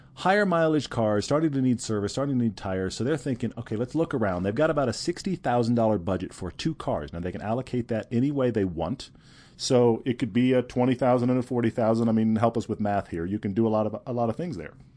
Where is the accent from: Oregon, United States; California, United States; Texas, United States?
Texas, United States; Houston; moved away; I grew up in Houston